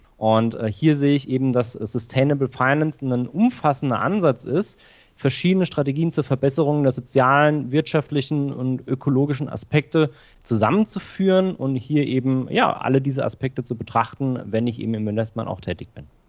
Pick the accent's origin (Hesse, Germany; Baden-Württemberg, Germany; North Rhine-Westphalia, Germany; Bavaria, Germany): Bavaria, Germany; Aschaffenburg; now in Augsburg, Germany; Ich komme ursprünglich aus Aschaffenburg in Unterfranken, also in der Nähe von Frankfurt, aber ich äh, lebe mittlerweile in äh, Augsburg